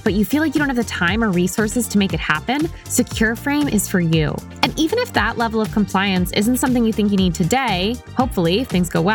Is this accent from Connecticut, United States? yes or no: yes; Connecticut, United States; moved away; also born or lived in New York / San Francisco; I'm not from the South. I am from Connecticut, and then I lived in New York, and then I lived in San Francisco